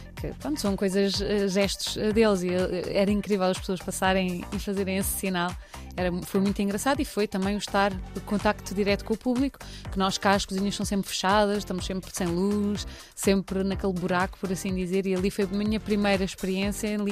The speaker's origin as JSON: {"language": "Portuguese", "town": "Cascais", "region": "Lisbon", "country": "Portugal", "tie": "born or raised there", "moved": "as an adult", "lives_now": "Porto, Portugal", "said": "Eu venho de Cascais, eh, nascida e criada em Cascais"}